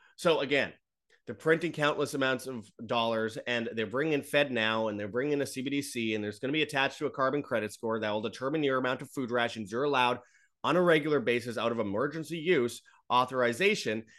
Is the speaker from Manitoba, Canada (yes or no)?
yes; Winnipeg, Manitoba, Canada; Winnipeg, Canada, my hometown